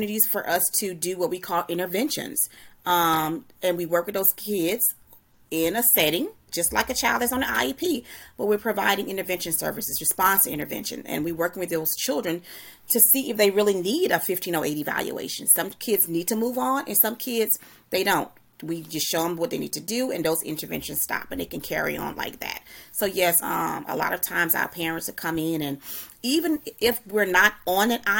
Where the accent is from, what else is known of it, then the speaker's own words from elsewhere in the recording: the South, United States; we're from the South